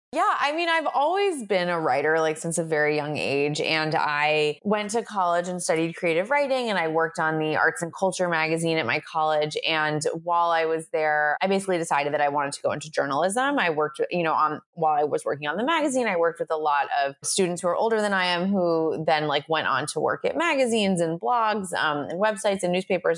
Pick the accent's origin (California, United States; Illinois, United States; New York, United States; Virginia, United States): New York, United States; Long Island; I'm from Long Island, which is a very Jewish area, or I'm from a very Jewish area in Long Island